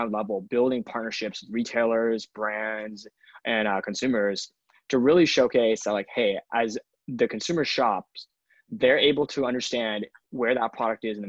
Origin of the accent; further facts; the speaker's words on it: Atlanta, Georgia, United States; moved away as an adult; now in New York City, United States; I grew up in Atlanta, Georgia for most of my life. I now live in New York City.